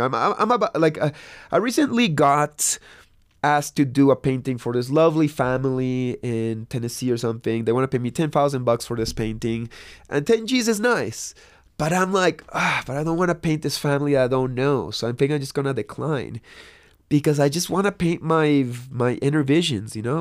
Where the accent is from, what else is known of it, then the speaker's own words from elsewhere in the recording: Lima, Peru; moved away; also born or lived in Santa Cruz; I grew up in Lima, Peru